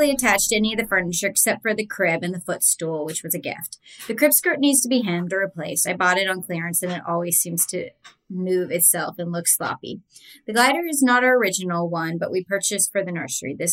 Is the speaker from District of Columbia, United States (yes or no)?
no; Virginia, United States; now in San Diego, United States; I'm from Virginia but live in San Diego. I have such a hard time with Southern California architecture and style.